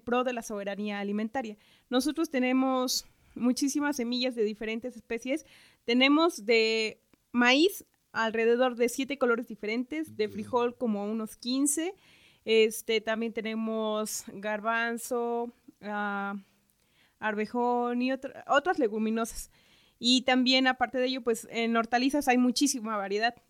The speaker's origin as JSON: {"language": "Spanish", "town": "Santa Isabel Cholula", "region": "Puebla", "country": "Mexico", "said": "soy de Santa Isabel Cholula"}